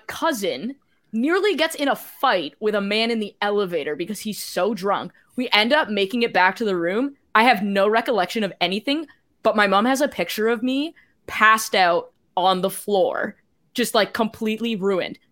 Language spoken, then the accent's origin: English; Canada; I'm Canadian